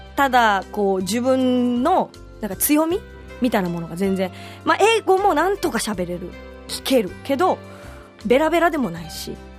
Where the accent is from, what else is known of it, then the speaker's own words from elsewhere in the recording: Okinawa, Japan; also born or lived in Tokyo, Japan / California, United States; 沖縄市、もう本当に生まれ育って、まあ、大学は県外でした